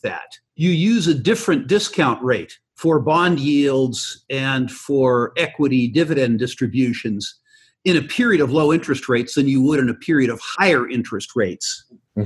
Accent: San Jose, California, United States; I grew up in San Jose, California, the self-proclaimed capital of Silicon Valley.

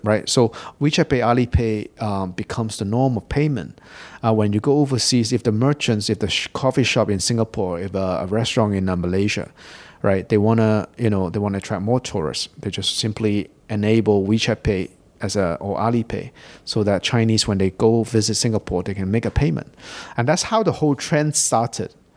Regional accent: England, United Kingdom; moved away as an adult; now in Hong Kong; I grew up in Hong Kong. And, um, I left Hong Kong for England when I was very young. I did all my schooling over in, uh, in the U K

